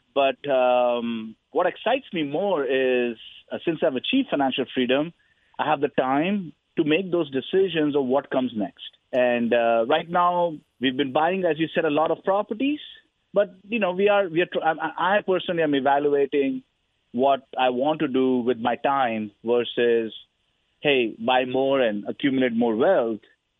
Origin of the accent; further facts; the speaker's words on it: India; now in United States; I grew up in the 80s and the 90s. India was not a very capitalistic country. It was pretty socialist.